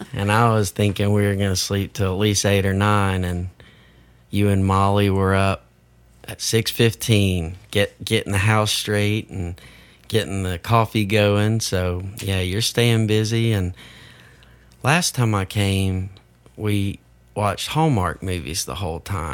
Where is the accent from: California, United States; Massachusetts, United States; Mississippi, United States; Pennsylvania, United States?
Mississippi, United States; Iuka; growing up in Iuka Elementary